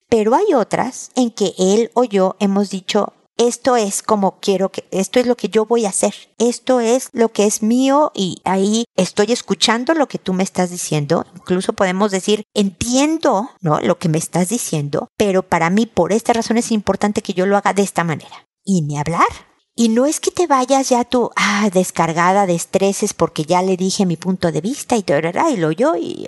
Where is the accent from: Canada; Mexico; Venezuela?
Mexico; now in Chile; buena parte de quien soy es ser mexicana